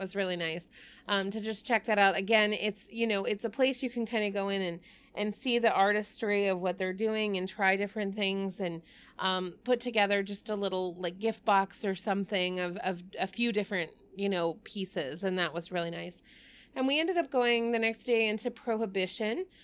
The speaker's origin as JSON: {"language": "English", "region": "Texas", "country": "United States", "moved": "yes", "said": "I'm from Texas"}